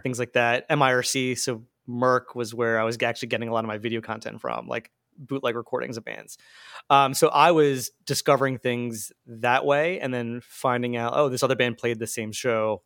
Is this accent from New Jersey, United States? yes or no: yes; Marlton, New Jersey, United States; moved away as an adult; now in Philadelphia, United States; I grew up in Marlton, which is southern New Jersey.